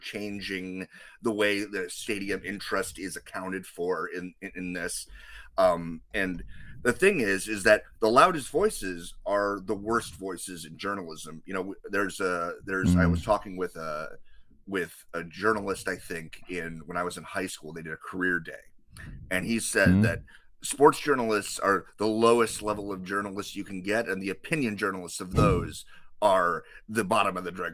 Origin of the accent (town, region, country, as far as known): United States